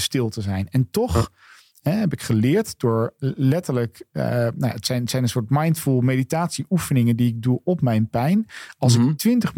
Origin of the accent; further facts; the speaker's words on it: Netherlands; wij daar dus als Nederlanders ook een woord voor hebben